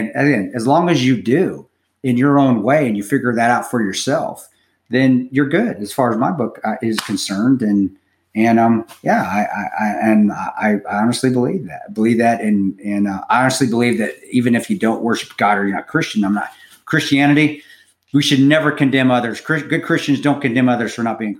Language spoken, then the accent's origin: English; Utah, United States; I grew up in Utah